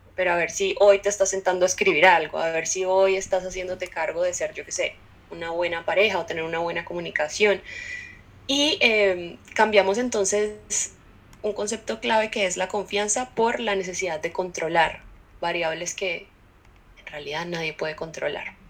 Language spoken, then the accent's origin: Spanish; Cali, Valle del Cauca, Colombia; soy caleña